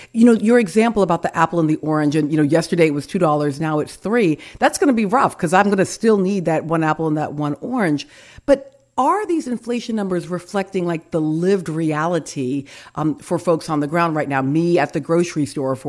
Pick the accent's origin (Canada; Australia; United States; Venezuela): United States; the American South; I'm speaking as a Southerner